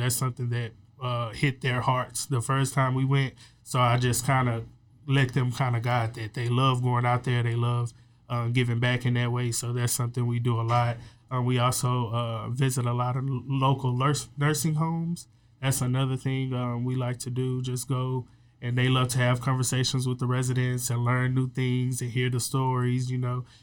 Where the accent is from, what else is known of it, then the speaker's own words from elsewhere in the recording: Waco, Texas, United States; I'm from Waco